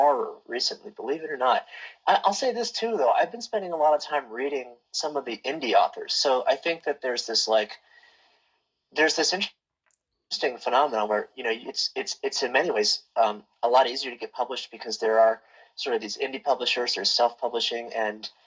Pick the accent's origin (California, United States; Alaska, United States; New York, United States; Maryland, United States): Maryland, United States; Baltimore; I'm from Baltimore, Maryland, which is where Edgar Allan Poe is from. And so I kind of grew up with him